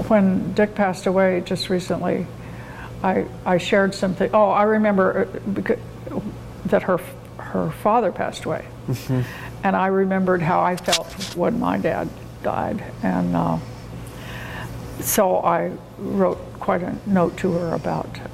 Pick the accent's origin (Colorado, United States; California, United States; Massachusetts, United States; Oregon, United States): Oregon, United States; Pendleton; moved away as an adult; also born or lived in Phoenix, Arizona; I am a native Oregonian. I grew up in Pendleton